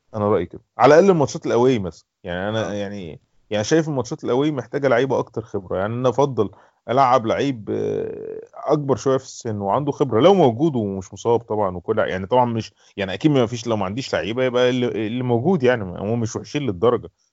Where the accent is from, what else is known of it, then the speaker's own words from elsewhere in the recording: Egypt; عندنا في مثلا في مصر